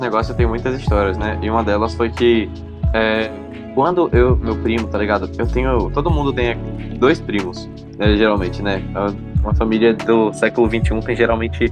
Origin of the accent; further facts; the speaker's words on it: Amargosa, Bahia, Brazil; minha cidade natal